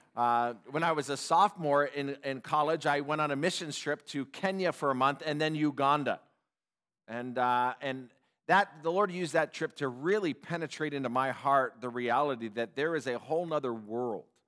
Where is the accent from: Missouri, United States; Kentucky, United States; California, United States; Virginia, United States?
California, United States; Upland; I grew up in Southern California in Upland, Ontario area